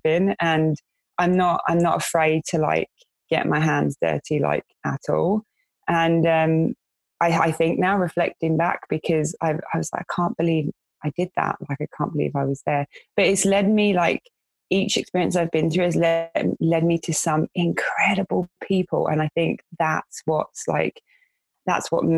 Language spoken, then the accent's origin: English; London, United Kingdom; moved away as an adult; In my area where I grew up in West London, it was you go to college, you get a trade